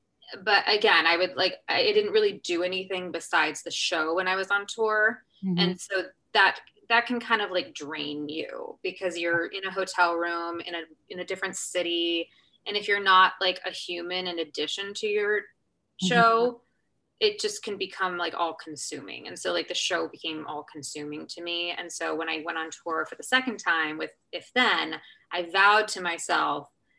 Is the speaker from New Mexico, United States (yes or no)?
no; Kansas City, Missouri, United States; when we were actually in Kansas City, in my hometown. So I actually got to go on for Elizabeth in my hometown.